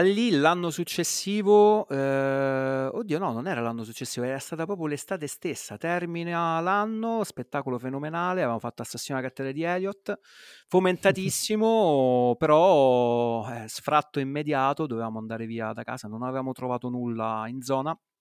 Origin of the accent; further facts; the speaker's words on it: Rome, Lazio, Italy; come si dice a Roma, se capisce che sono di Roma